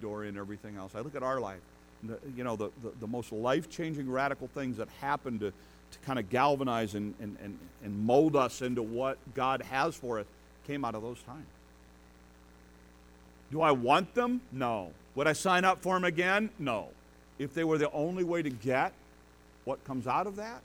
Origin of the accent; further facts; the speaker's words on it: United States; us, as American